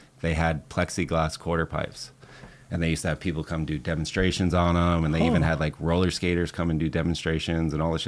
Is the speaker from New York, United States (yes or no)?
yes; New York City, New York, United States; moved away; also born or lived in San Francisco; I grew up in Manhattan on 23rd and 1st